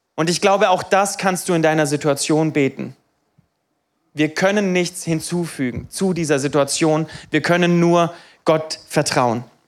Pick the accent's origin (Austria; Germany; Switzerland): Germany; Niefern-Öschelbronn, Baden-Württemberg; ich bin aufgewachsen in Niefern